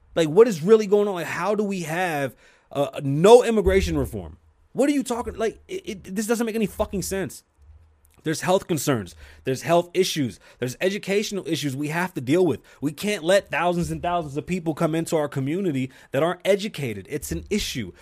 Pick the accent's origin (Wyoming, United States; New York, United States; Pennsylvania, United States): New York, United States; New York City; now in Las Vegas, United States; I'm from New York City